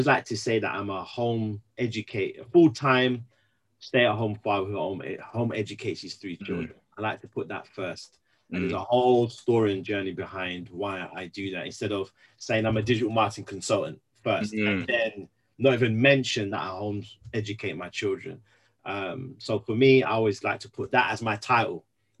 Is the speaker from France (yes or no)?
no; London, United Kingdom; also born or lived in Birmingham; now in Wolverhampton, United Kingdom; originally from London, born and raised in London, came up to the Midlands, specifically first Birmingham, met my wife in the Midlands in Birmingham.